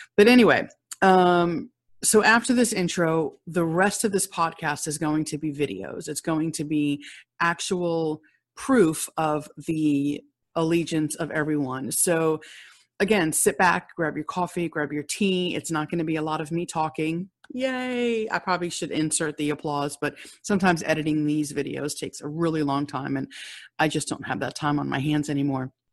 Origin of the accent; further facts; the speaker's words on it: United States; But I am an American. I live here in America.